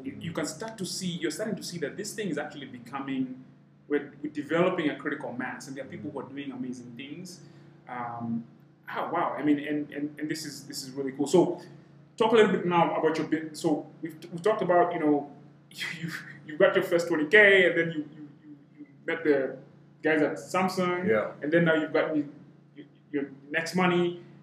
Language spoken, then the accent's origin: English; Kenya; I'm half Rwandese, but I'm Kenyan. I was born and raised in this, but I've got background there